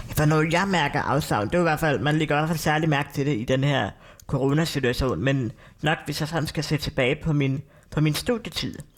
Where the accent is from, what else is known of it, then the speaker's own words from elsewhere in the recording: North Zealand, Capital Region of Denmark, Denmark; Nordsjælland, hvor jeg er fra